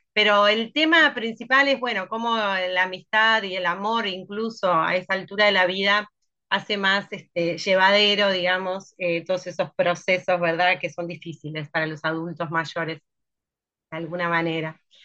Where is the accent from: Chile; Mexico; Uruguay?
Uruguay; Durazno; now in Montevideo, Uruguay; En realidad empecé a hacer teatro en el interior, en el pequeño teatro de Durazno, desde muy chica. Después me vine para Montevideo